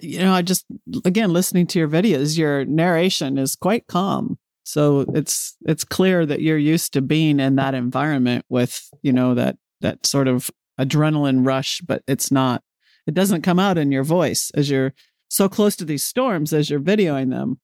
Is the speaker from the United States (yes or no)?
yes; Midwest, United States; I grew up in the Midwest